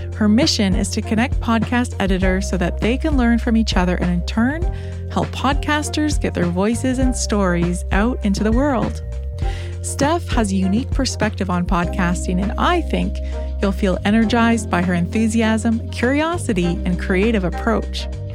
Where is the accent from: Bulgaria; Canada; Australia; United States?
Canada; I'm Canadian.